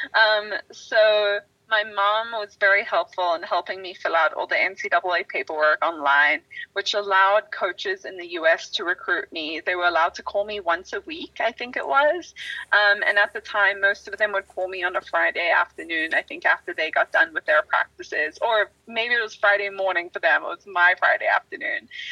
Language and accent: English; South Africa; now in United States; growing up in South Africa, we didn't have all the same sports as um, are offered in the states